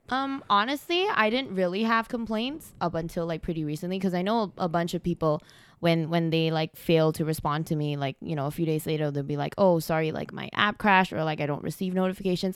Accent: Malaysia; now in Canada; I'm originally from Malaysia

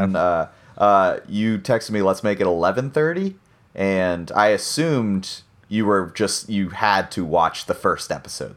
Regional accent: United States; I'm an American and I grew up with the American version

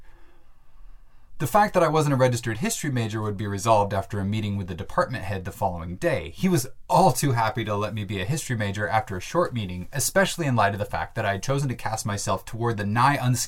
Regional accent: Bellingham, Washington, United States; my hometown of Bellingham, Washington

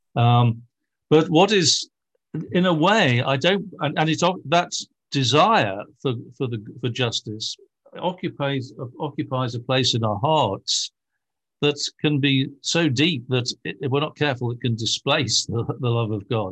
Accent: Liverpool, North West England, United Kingdom; I come from Britain, where even the right wing is the left wing, shall we say, uh, and especially, uh, from Liverpool, where I come from

